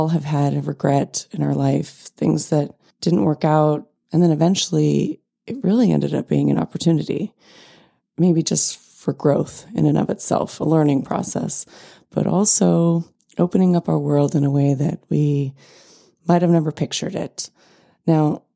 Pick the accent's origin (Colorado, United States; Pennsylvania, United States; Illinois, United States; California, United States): California, United States; also born or lived in New York; Growing up in California